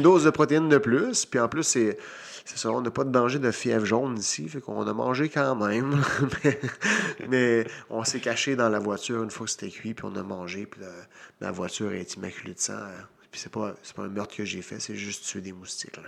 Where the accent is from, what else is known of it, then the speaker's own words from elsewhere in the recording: Victoriaville, Quebec, Canada; Victoriaville, mon, mhm. euh, ma ville natale.